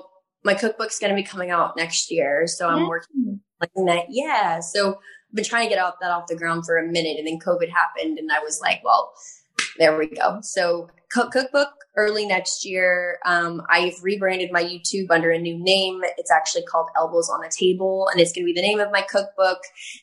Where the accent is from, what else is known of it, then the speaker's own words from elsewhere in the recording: the South, United States; I grew up in the South, and that's all we wore is just big cowboy boots and belts